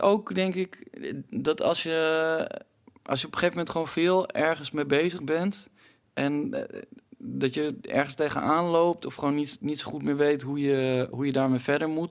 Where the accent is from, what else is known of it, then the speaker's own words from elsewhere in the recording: Utrecht, Netherlands; now in Amsterdam, Netherlands; ik kom oorspronkelijk uit Utrecht en daar was gewoon geen reet te doen toen ik, toen ik eh, op de middelbare school zat.